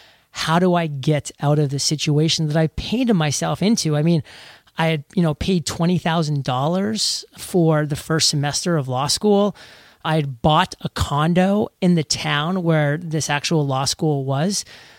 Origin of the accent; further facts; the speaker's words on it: New England, United States; You know, I'm from New England.